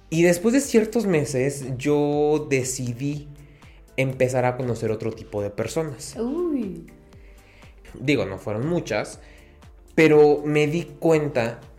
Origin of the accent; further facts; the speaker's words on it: Guatemala; moved away; yo dije, a ver, yo no me salí de Guatemala para meterme a Guatepeor.